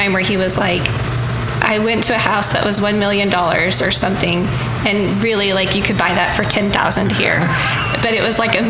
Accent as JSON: {"language": "English", "region": "Oklahoma", "country": "United States", "said": "I didn't claim I was from Oklahoma for a long time because I saw so many beautiful states and traveling, and when we moved to Los Angeles, which, I mean, we loved living there. But then I became homesick of Oklahoma."}